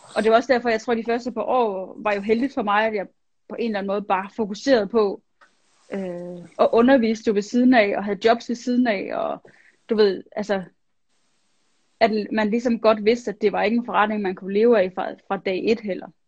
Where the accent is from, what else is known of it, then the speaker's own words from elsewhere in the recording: Vejle, Southern Denmark, Denmark; jeg voksede op i Vejle, i Jylland